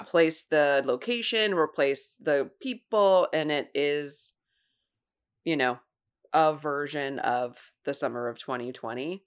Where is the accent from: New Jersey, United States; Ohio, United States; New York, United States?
Ohio, United States; I grew up in Ohio